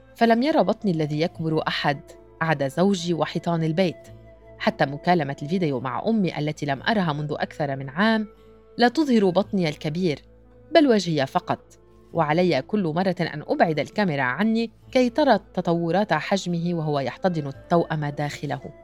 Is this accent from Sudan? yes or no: no; Acre, Northern District, Israel; moved away as an adult; مدينتي والبحر القريب من بيت اهلي